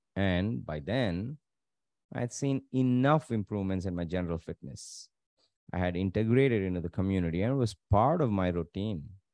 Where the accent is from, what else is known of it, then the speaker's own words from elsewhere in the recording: Tamil Nadu, India; growing up in Tamil Nadu